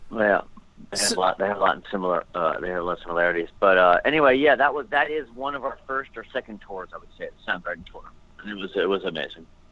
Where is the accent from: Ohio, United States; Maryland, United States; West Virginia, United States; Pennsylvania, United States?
Pennsylvania, United States; Dover; I grew up in Pennsylvania in a small little town called Dover, Pennsylvania